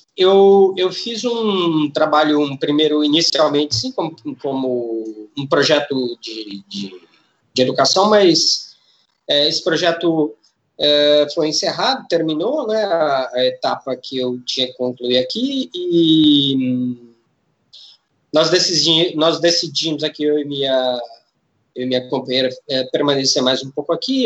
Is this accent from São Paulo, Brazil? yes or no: yes; São Paulo, Brazil; eu sou de São Paulo, me formei em turismo